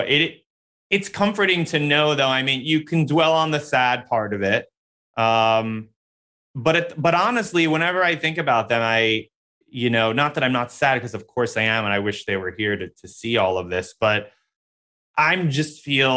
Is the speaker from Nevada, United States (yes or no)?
no; New York City, New York, United States; I grew up in New York City. So even though I grew up in Queens